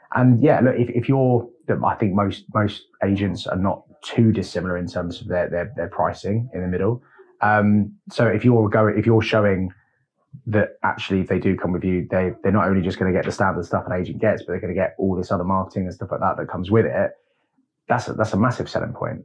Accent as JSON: {"language": "English", "region": "London", "country": "United Kingdom", "tie": "born or raised there", "moved": "as an adult", "said": "as a Londoner, native Londoner, coming up here"}